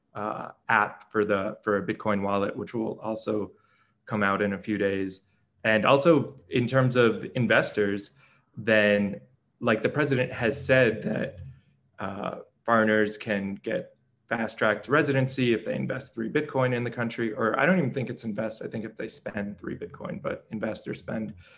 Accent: New York, United States; I'm from New York, I'm from the United States

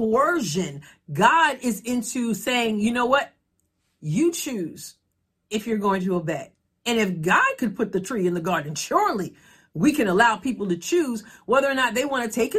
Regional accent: New York, United States; moved away as an adult; now in Midwest, United States; I no longer live in New York, but I was born and raised in New York and didn't move to the Midwest until the last few years.

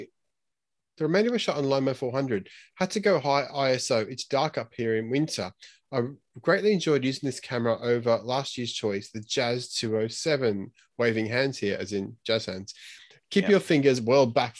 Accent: Queensland, Australia; I'm a Queenslander.

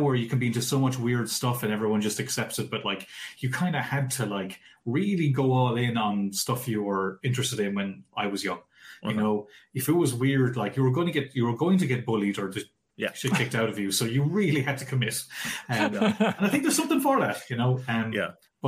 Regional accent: Ireland; I'm away from Ireland

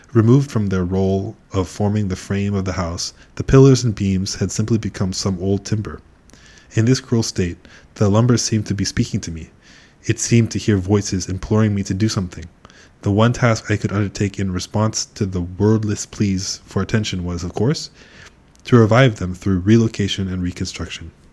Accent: Pasadena, California, United States; Pasadena as well, my hometown

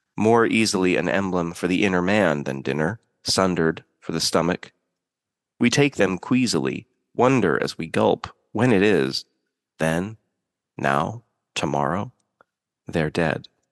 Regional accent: Pacific Northwest, United States; I grew up in the Pacific Northwest

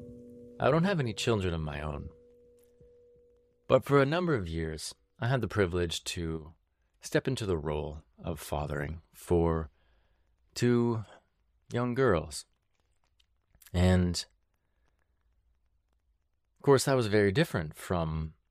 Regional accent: British Columbia, Canada; growing up in the South Central interior of BC

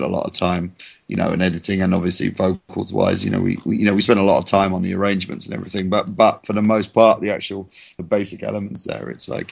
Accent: England, United Kingdom; I'm English

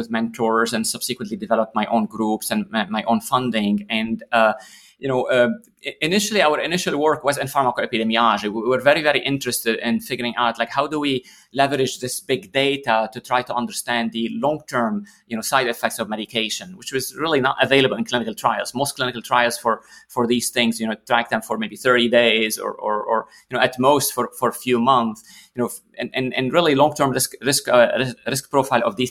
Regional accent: Lebanon; now in St. Louis, United States; I grew up in Lebanon

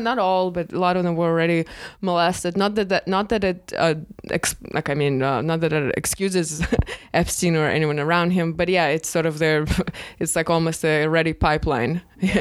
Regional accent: Russia; now in United States; I'm from Russia

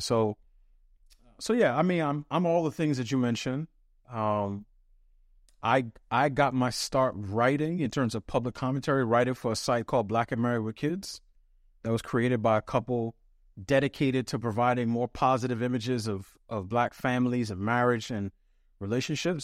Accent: New York City, New York, United States; I was raised, I grew up in New York City to parents who came to this country late seventies, early eighties from the West Indies.

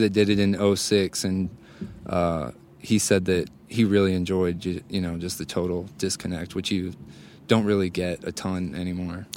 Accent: St. Louis, Missouri, United States; I'm from Saint Louis.

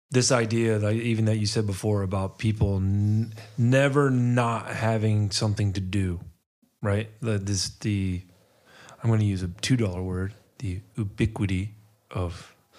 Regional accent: Atlanta, Georgia, United States; I grew up in Atlanta

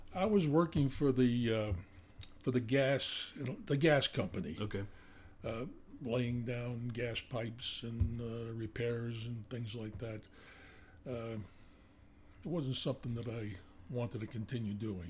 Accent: Northeast New Jersey, United States; accent: New Jersey; now in Montana, United States; I grew up in uh, uh, North North Jersey, Northeast Jersey, uh, probably about 20 to 25 miles out of the uh, uh, New York City

